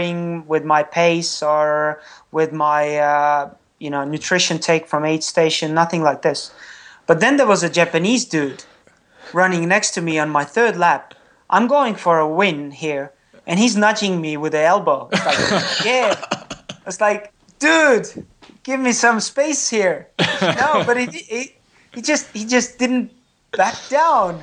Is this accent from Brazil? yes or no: no; Estonia; first language Estonian; English is a second language; my native tongue is not English, it's Estonian